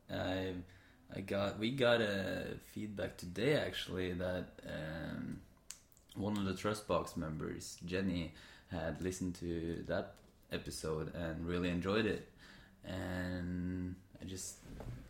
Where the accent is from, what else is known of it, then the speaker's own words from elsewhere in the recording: Sandefjord, Vestfold, Norway; we are in Sandefjord, my hometown